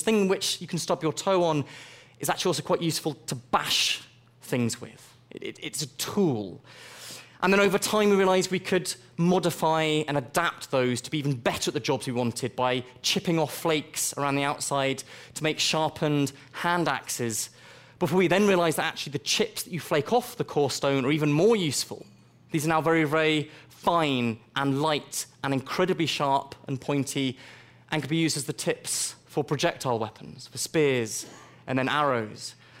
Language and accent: English; Nairobi, Kenya; I also spent my own childhood growing up in Nairobi in Kenya.